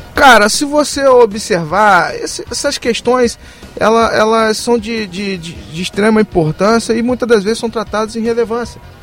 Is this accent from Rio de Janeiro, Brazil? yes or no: yes; Campos dos Goytacazes, Rio de Janeiro, Brazil; eu sou de Campos